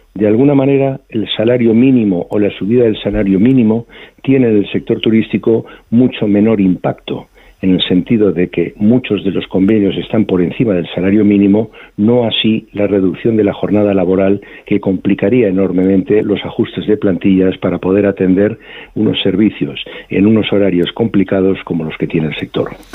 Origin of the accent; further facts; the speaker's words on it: Spain; somos los españoles viajando por España